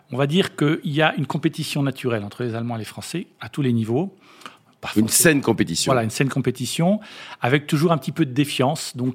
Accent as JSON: {"language": "French", "country": "France", "said": "et puis nous-mêmes, en tant que Français, on a nos propositions"}